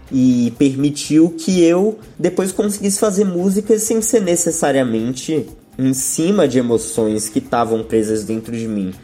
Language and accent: Portuguese; São Paulo, Brazil; also born or lived in London, United Kingdom / Wales, United Kingdom; Eu nasci aqui em São Paulo, capital mesmo, que é onde eu moro até hoje, mas durante a minha infância eu passei mais ou menos quatro anos morando no Reino Unido.